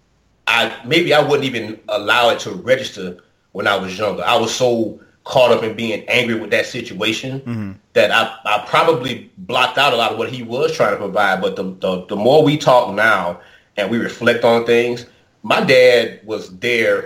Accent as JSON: {"language": "English", "country": "United States", "tie": "born or raised there", "said": "growing up in Oakland Heights"}